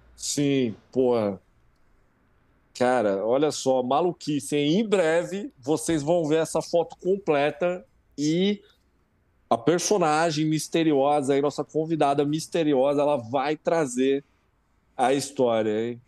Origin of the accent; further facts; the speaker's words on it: Brazil; a gente é brasileiro